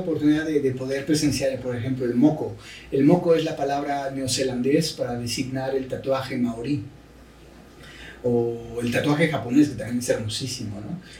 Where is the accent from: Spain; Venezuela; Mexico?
Mexico; soy el mexicano, así como solo hay uno